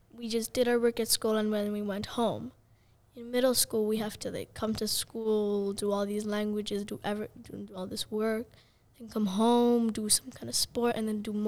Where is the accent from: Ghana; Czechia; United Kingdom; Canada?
Czechia; Prague; my whole life I have lived in Czech Republic and in the same house, same village.